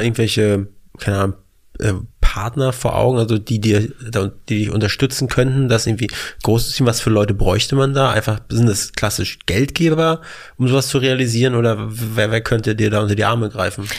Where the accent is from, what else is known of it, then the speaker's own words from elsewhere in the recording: Mecklenburg-Vorpommern, Germany; also born or lived in Weißensee, Berlin; now in Berlin, Germany; wir kommen aus MacPom